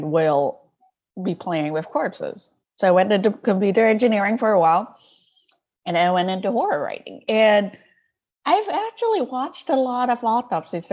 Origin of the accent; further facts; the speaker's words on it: Malaysia; English is a second language; I grew up in Malaysia, and Malaysia is a deeply multicultural place.